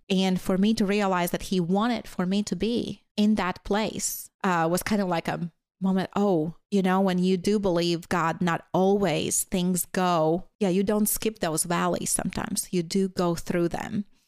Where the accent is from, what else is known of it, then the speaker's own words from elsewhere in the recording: Latvia; first language Latvian; English is a second language; moved away as an adult; now in United States; growing up in Latvia, so during the Soviet time